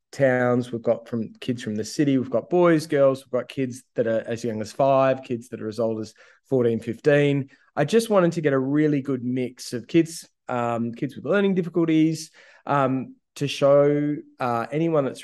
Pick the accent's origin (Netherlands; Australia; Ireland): Australia; Ouyen, Victoria; I'm a kid from Ouyen. Like I live, I grew up in the country